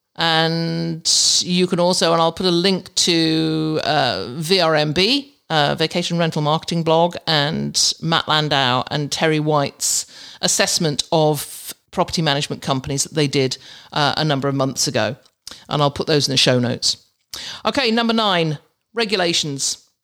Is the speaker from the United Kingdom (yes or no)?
yes; England, United Kingdom; moved away; you don't have them in England. We have roundabouts